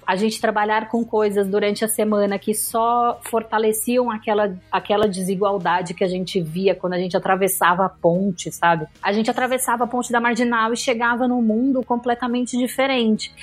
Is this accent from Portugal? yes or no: no; São Paulo, Brazil; eu morava no Brooklyn a vida inteira